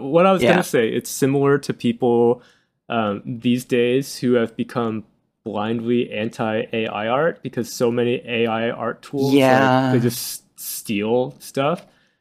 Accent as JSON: {"language": "English", "country": "Japan", "said": "I am from Japan"}